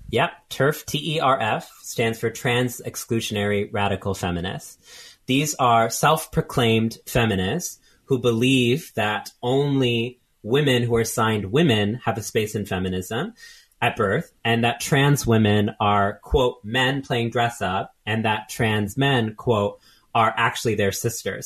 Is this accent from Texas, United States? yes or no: yes; Texas, United States; moved away as an adult; also born or lived in California; now in New York, United States; I grew up in Texas